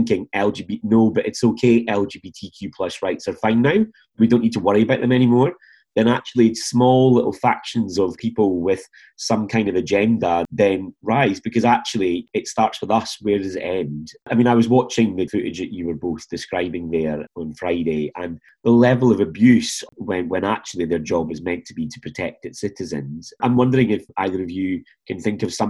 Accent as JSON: {"language": "English", "region": "Scotland", "country": "United Kingdom", "tie": "born or raised there", "said": "In Scotland, back in the 80s when I was growing up"}